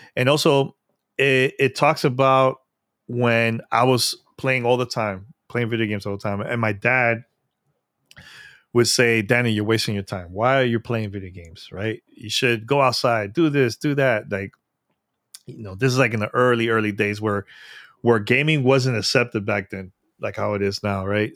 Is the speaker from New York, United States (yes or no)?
yes; New York City, New York, United States; New York, 'cause that's my hometown. Born and raised in New York.